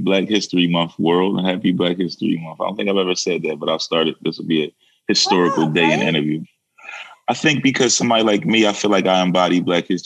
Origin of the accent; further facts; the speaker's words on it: Philadelphia, Pennsylvania, United States; growing up on 54th Street